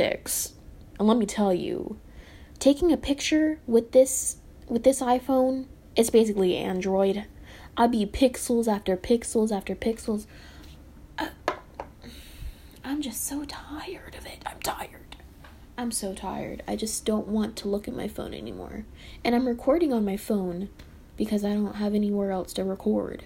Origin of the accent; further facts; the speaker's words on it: the South, United States; I was born in the South.